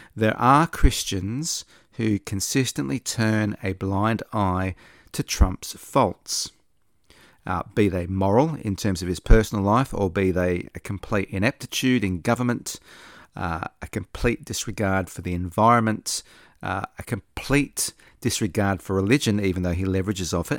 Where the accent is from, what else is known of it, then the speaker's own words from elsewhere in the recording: Australia; also born or lived in Sydney; I'm not American, I'm an Australian